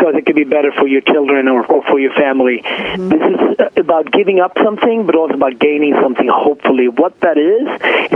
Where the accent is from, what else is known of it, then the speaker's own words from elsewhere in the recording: Sweden; moved away as an adult; also born or lived in Ethiopia; now in New York, United States; I was born in Ethiopia and raised in Sweden and came to this country in my early 20s.